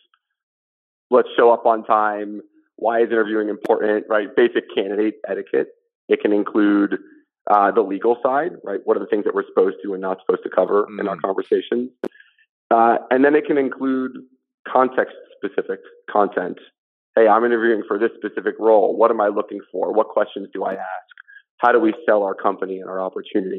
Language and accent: English; Montclair, New Jersey, United States; I was, yeah, born and raised here